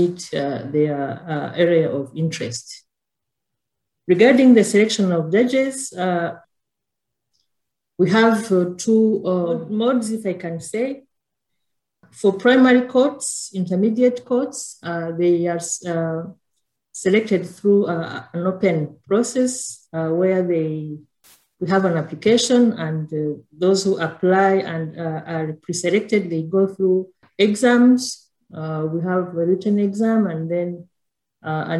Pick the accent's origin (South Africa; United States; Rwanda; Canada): Rwanda; I'm from Rwanda